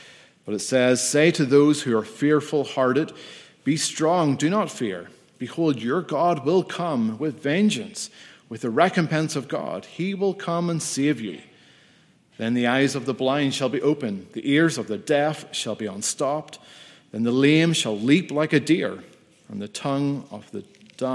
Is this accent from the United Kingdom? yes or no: yes; United Kingdom; I am from the United Kingdom of Great Britain and Northern Ireland.